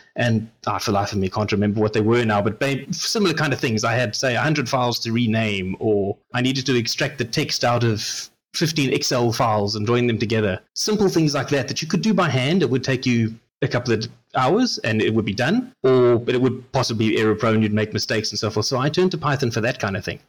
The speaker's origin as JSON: {"language": "English", "country": "South Africa", "said": "as a South African"}